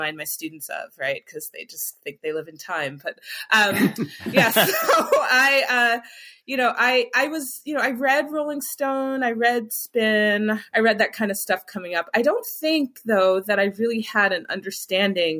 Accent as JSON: {"language": "English", "region": "Michigan", "country": "United States", "tie": "born or raised there", "moved": "yes", "lives_now": "Philadelphia, United States", "said": "I grew up in Michigan"}